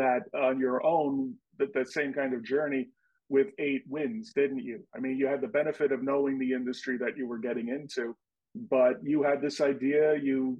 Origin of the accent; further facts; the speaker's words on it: New York City, New York, United States; like yours truly, born and raised in New York City.